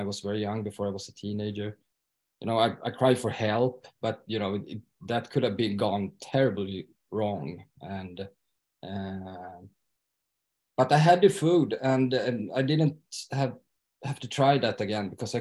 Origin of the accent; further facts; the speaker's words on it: Stockholm, Stockholm County, Sweden; moved away as an adult; now in Falun, Sweden; I am from Stockholm from the beginning though, but I've been living here since 2013.